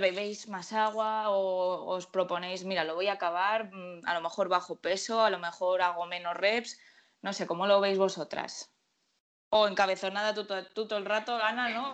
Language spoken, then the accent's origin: Spanish; Murcia, Region of Murcia, Spain; Yo soy de Murcia